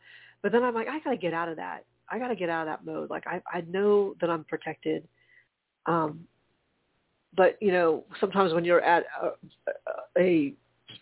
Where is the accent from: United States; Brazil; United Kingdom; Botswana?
United States; the South; being first generation growing up in the South